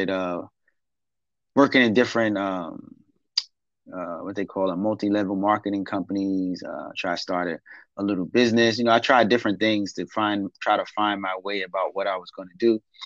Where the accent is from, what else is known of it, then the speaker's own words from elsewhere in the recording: New York City, New York, United States; Born and raised in Brooklyn